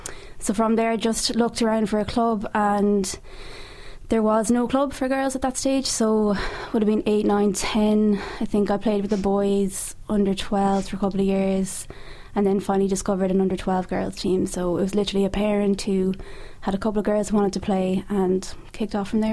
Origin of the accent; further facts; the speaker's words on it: Galway, Connacht, Ireland; also born or lived in Dublin; I moved from Dublin to Galway when I was 8 or 9, and it was there I enrolled in primary school.